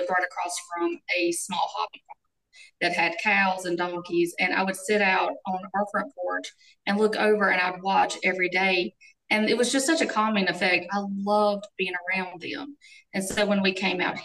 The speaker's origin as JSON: {"language": "English", "area": "Lee County", "region": "North Carolina", "country": "United States", "tie": "born or raised there", "said": "I grew up here in Lee County, and my husband is from our neighboring county, Chatham. And so we are still, we're right here in our hometown"}